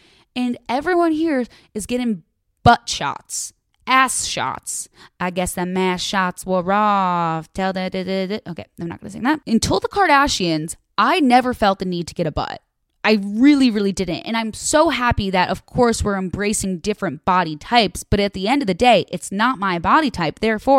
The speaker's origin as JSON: {"language": "English", "town": "Chicago", "region": "Illinois", "country": "United States", "said": "So she's from Chicago and I'm from Chicago."}